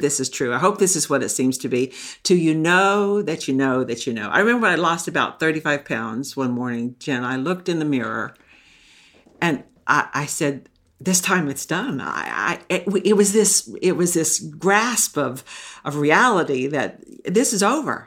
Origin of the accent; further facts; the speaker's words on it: Texas, United States; now in Maine, United States; I grew up in Texas